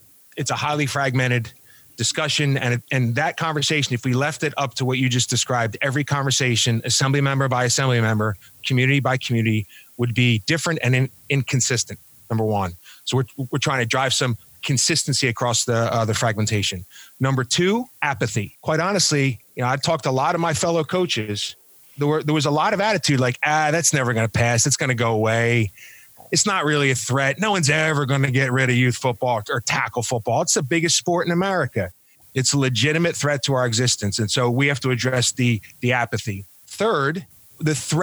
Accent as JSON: {"language": "English", "town": "Philadelphia", "region": "Pennsylvania", "country": "United States", "moved": "as an adult", "lives_now": "California, United States", "said": "I'm originally from Philadelphia. I ran a football association outside of Philadelphia years ago."}